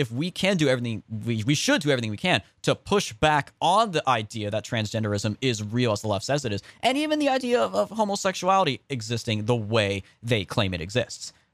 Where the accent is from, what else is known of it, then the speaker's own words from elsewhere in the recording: California, United States; I'm from California